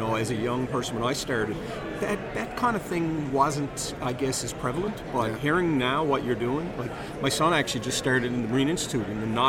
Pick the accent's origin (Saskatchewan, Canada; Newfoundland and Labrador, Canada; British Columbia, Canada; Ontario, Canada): Newfoundland and Labrador, Canada; I think growing up in Newfoundland, you do respect nature, and you're in touch with nature and the ocean.